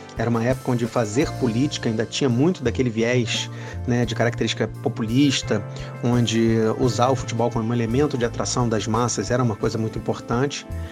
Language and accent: Portuguese; Rio de Janeiro, Brazil; nos subúrbios onde eu fui criado, entre o Encantado e o atual Engenho Novo onde eu moro